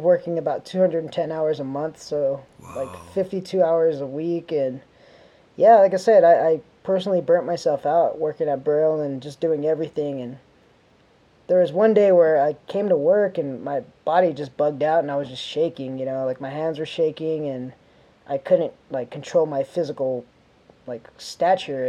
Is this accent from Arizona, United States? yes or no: yes; Phoenix, Arizona, United States; now in California, United States; I'm from Phoenix, Arizona